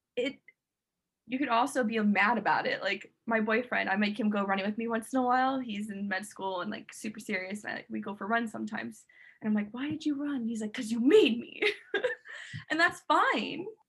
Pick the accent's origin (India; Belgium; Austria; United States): United States; St. Petersburg, Florida; now in Miami, United States; And then like I moved to Miami in South Florida, and I'm from St. Petersburg